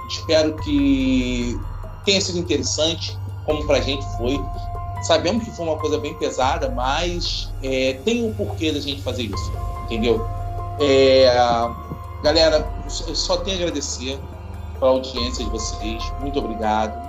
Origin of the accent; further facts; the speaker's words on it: Rio de Janeiro, Brazil; Sou do Rio de Janeiro